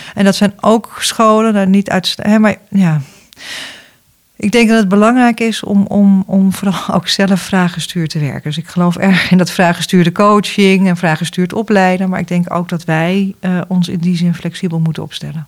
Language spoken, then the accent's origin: Dutch; Netherlands; wij als Nederlanders